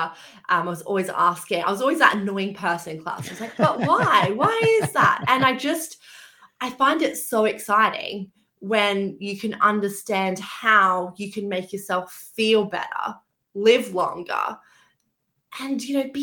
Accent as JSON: {"language": "English", "country": "Australia", "tie": "born or raised there", "also_born_or_lived": "Queensland", "moved": "as an adult", "lives_now": "London, United Kingdom", "said": "I actually grew up on a farm in Australia, a very small town. So you may have picked up, I'm Australian, actually"}